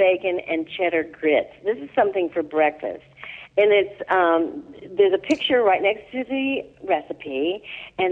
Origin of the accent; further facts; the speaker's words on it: Illinois, United States; moved away; I'm from Illinois originally, so I didn't have grits growing up